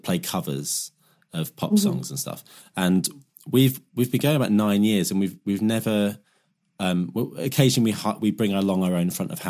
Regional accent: Southend-on-Sea, East of England, United Kingdom; Where I'm from Southend in Essex, so we had a little club called Chinneries.

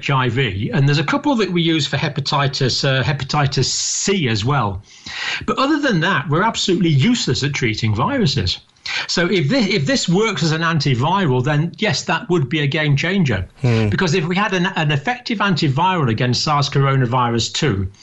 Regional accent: Scotland, United Kingdom; also born or lived in Ireland (ancestry); now in England; I was born in Scotland, but I have proud Irish ancestry on several sides of my family

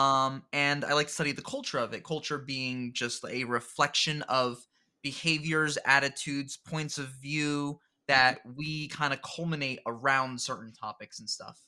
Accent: New Jersey, United States; I'm born and raised in New Jersey in the United States

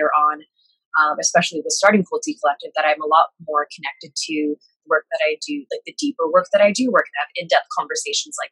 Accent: Canada; being an Asian millennial growing up in Canada and living in Canada

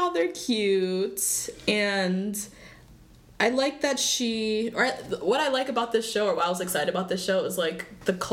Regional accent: Zambia; I'm from Zambia.

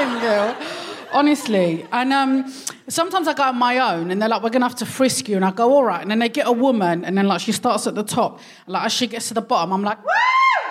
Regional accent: London, United Kingdom; I come from the deep, deep Middle East of Hackney

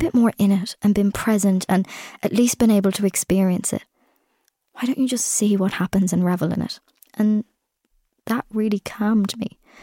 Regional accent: Ireland; I'm Irish, I've come in for this, I go home tomorrow.

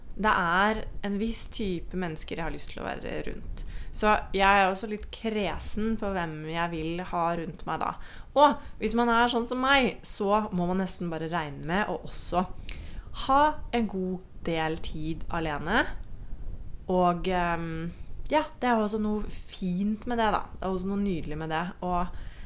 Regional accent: Norway; moved away as an adult; now in Costa Rica; venner og familie hjemme i Norge

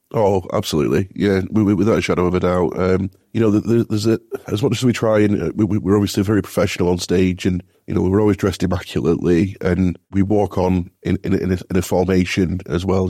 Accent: Bolton, North West England, United Kingdom; I'm, I'm from Bolton originally

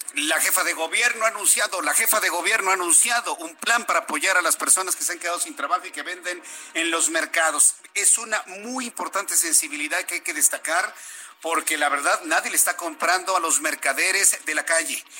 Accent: Mexico; como mexicanos que somos

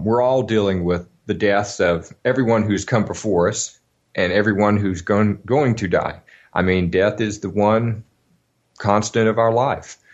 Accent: Alabama, United States; when I was a kid, I grew up in Alabama

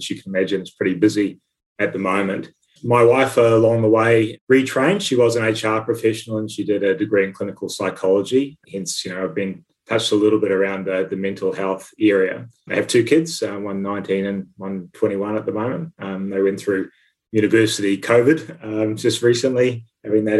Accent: New Zealand; moved away as an adult; now in Australia; I started life back in New Zealand, so I'm a New Zealander and did all my sort of early education there

